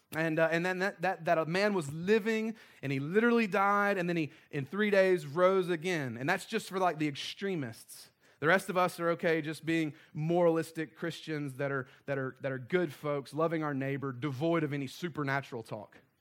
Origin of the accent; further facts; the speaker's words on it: the South, United States; we were raised in the South